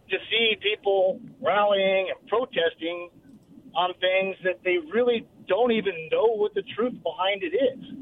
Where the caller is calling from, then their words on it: Kentucky, United States; from Kentucky.